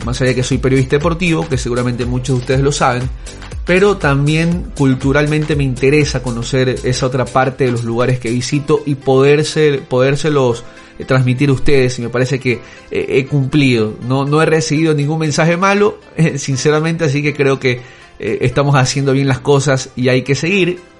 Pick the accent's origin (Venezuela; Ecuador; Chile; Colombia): Ecuador; yo soy de Ecuador